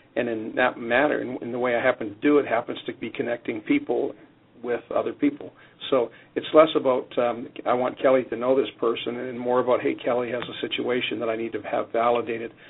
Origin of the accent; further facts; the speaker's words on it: Canada; now in United States; I'm Canadian, and growing up in Canada